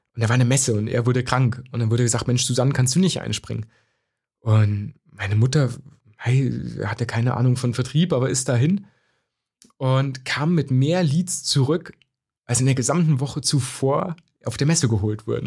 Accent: Bavaria, Germany; also born or lived in Zerbst, Saxony-Anhalt; nach dem Mauerfall sind wir nach Bayern gezogen

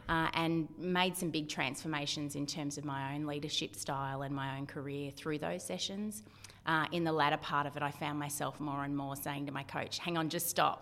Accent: Victoria, Australia; also born or lived in South Australia / Mornington Peninsula; now in Central Coast, Australia; Originally, I grew up in Victoria

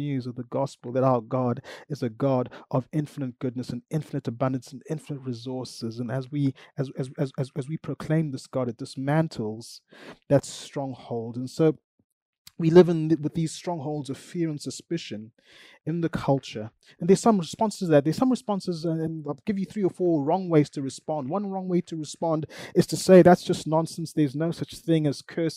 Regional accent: Zimbabwe; I grew up in Zimbabwe

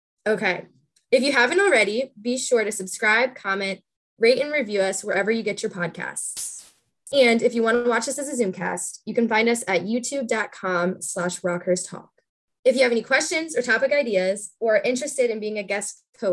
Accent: St. Louis, Missouri, United States; I am from St. Louis, Missouri

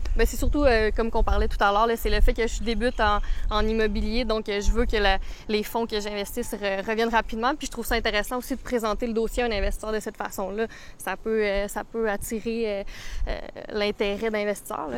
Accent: Saint-Esprit, Quebec, Canada; j'ai grandi à Saint-Esprit, donc rive nord de Montréal. Euh, j'ai grandi ici en campagne.

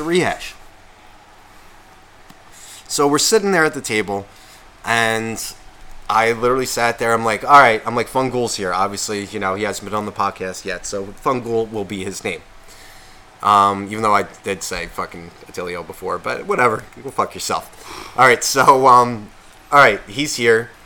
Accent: Nutley, New Jersey, United States; where I grew up in Nutley

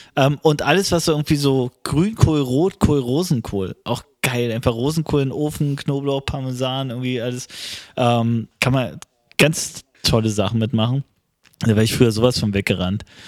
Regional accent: East Germany, Germany

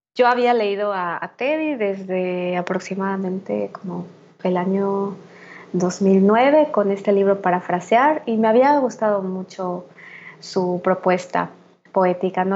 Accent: Mérida, Yucatán, Mexico; moved away as an adult; also born or lived in Mexico City / Xalapa, Veracruz; pues vivo ahorita en Mérida, ¿no? que es mi ciudad natal, desde mediados de 2015 que regresé de la Ciudad de México

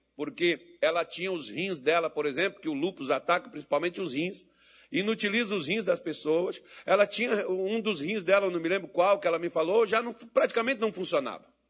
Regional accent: Minas Gerais, Brazil; accent: mineirês; Eu prefiro meu mineirês e o meu português feio pra caramba

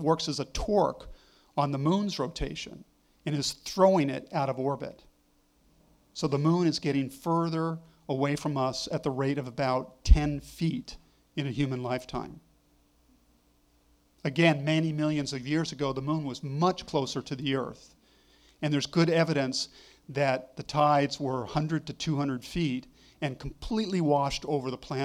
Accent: Malibu, California, United States; moved away; also born or lived in Oregon; I grew up in California on the California coast near Malibu

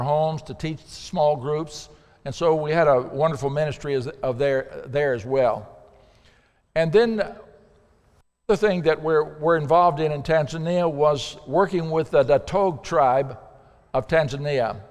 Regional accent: Pocahontas, Arkansas, United States; moved away as an adult; also born or lived in Africa; I'm from Pocahontas

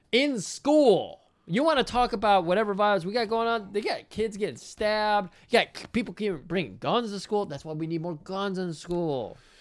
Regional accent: Michigan, United States; I'm from Michigan as well

